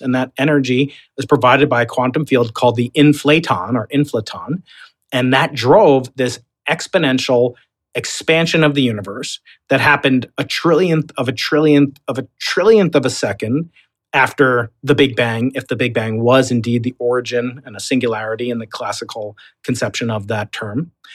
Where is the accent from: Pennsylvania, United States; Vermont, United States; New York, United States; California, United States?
New York, United States; accent: Long Island; now in San Diego, United States; I'm a New Yorker